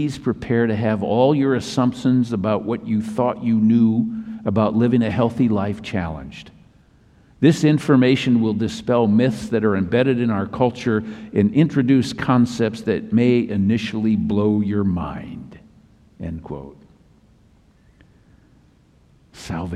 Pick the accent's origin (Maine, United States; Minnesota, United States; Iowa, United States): Minnesota, United States; now in Southern California, United States; my home state of Minnesota